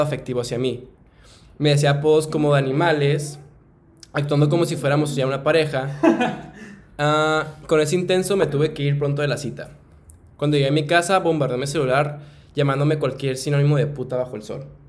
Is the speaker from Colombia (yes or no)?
no; Mexico; que soy mexicano